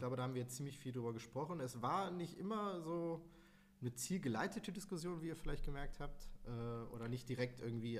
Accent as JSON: {"language": "German", "town": "Bochum", "region": "North Rhine-Westphalia", "country": "Germany", "tie": "born or raised there", "said": "ich bin halt in Wattenscheid geboren und aufgewachsen, habe mich aber immer als Bochumer gefühlt"}